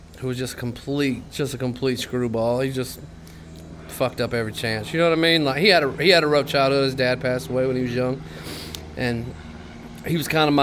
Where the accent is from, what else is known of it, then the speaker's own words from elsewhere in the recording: Steele, Missouri, United States; moved away; also born or lived in Blytheville, Arkansas; Born in Blytheville, Arkansas. Raised in Steele, Missouri, which is 10 minutes north of Blytheville, Arkansas